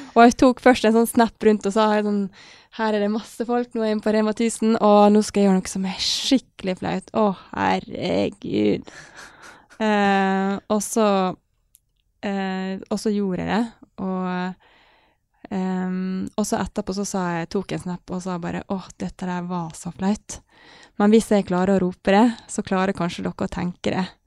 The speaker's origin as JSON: {"language": "Norwegian", "town": "Ålesund", "region": "Møre og Romsdal", "country": "Norway", "tie": "born or raised there", "said": "han pappa var alene med full jobb og fire barn hjemme i Ålesund"}